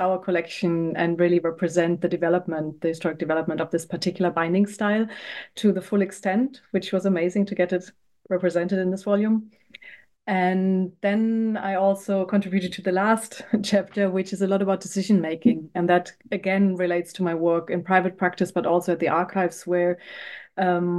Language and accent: English; a smaller town next to Frankfurt, Hesse, Germany; moved away as an adult; also born or lived in Berlin / England; now in United Kingdom; I'm actually from Germany. I grew up outside in a smaller town next to Frankfurt in West Germany